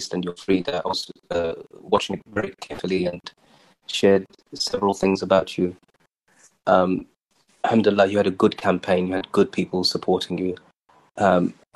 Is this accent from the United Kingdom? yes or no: yes; Birmingham, West Midlands, United Kingdom; Spark Hill in Birmingham. That was home.